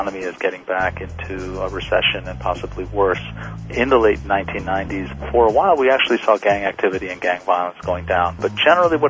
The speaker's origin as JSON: {"language": "English", "region": "California", "country": "United States", "tie": "born or raised there", "said": "my community, when I grew up in California"}